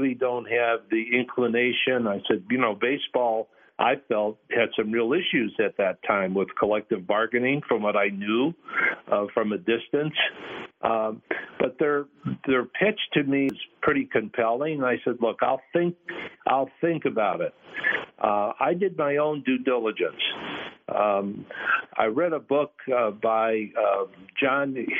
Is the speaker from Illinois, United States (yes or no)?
yes; Chicago, Illinois, United States; moved away; my days growing up in Chicago